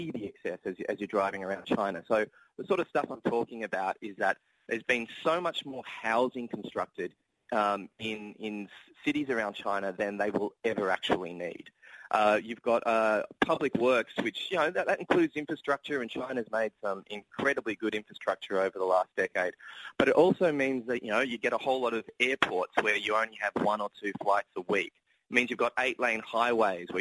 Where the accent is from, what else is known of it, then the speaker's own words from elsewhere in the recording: Australia; accent: Australian; I'm Australian, for example, if you can tell by my accent